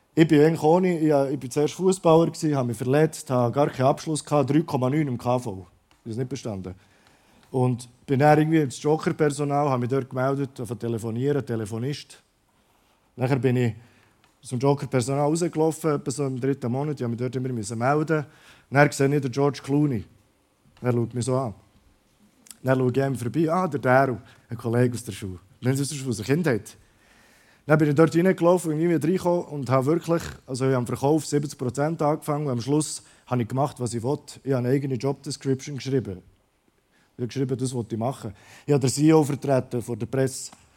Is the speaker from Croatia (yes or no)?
yes; Croatia; moved away; ich komme aus Kroatien ursprünglich